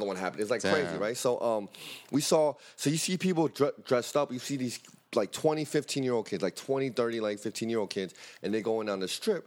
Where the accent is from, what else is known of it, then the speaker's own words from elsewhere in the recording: New York City, New York, United States; we're from Brooklyn, Harlem, Bronx, but we're not from the favelas of Rio